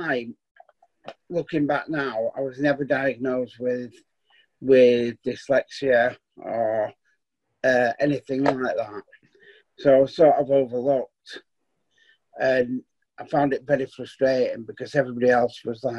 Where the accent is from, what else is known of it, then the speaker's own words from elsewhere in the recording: Stanley, Yorkshire and the Humber, United Kingdom; also born or lived in Clifton / Wakefield / Crofton / Leeds; We moved from Stanley to Clifton when I was about 11